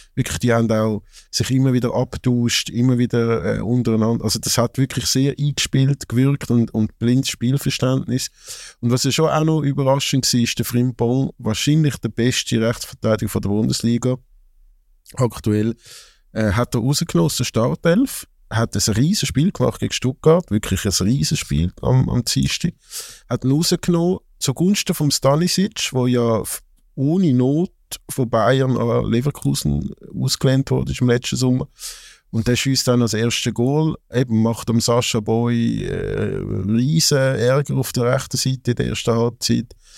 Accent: Zurich, Switzerland; als Zürcher

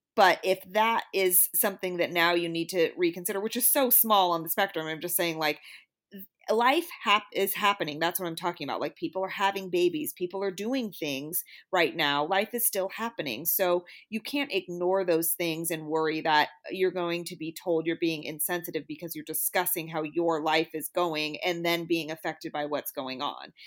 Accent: Bay Area, California, United States; I'm from the Bay Area and I was fortunate, I think, to be in and around a bunch of different races all my life.

